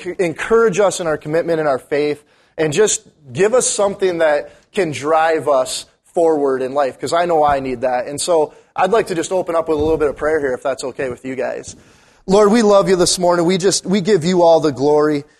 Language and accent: English; Munising, Michigan, United States; also born or lived in Bismarck, North Dakota; now in Duluth, United States; I'm from Uniseen